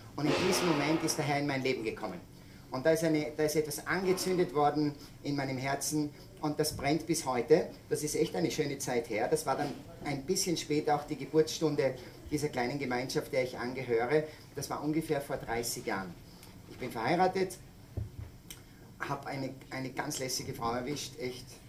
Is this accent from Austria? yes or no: yes; Salzburg, Austria; ich komme aus Salzburg, aus den Bergen